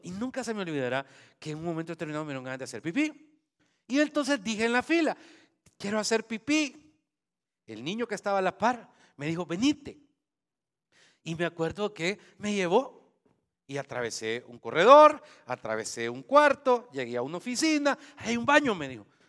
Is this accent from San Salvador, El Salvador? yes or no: no; Santa Ana, El Salvador; moved away; donde yo nací, Santana. Eh, estudié en el Liceo San Luis